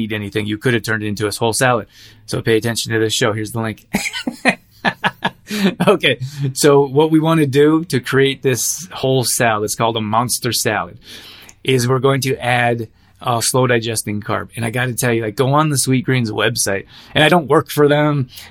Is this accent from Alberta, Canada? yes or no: yes; Alberta, Canada; I grew up in Alberta